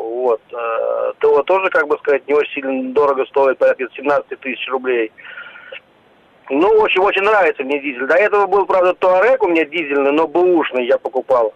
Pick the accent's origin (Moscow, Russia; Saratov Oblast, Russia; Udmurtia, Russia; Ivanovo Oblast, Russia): Moscow, Russia; now in Moscow Oblast, Russia; Да, я э, из Москвы, но живу за городом Московской области.